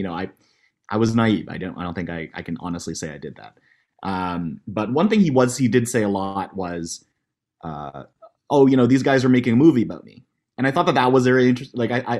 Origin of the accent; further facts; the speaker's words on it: Halifax, Nova Scotia, Canada; also born or lived in Toronto; I think we were from Halifax. We came from Toronto before